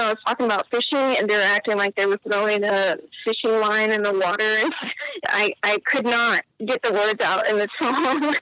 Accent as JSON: {"language": "English", "town": "San Antonio", "region": "Texas", "country": "United States", "said": "I am from the San Antonio area. I live just north of San Antonio"}